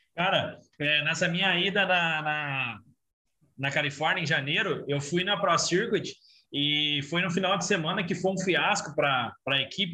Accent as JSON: {"language": "Portuguese", "country": "Brazil", "said": "eu sou do Brasil"}